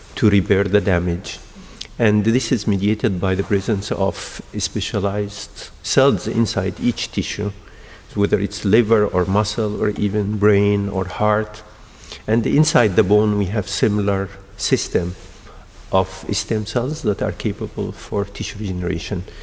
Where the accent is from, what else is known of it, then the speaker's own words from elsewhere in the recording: Egypt; also born or lived in Denmark / United States / Australia; now in Porto, Portugal; I'm originally from Egypt, but I'm trained in Denmark and I worked in the United States and in Australia.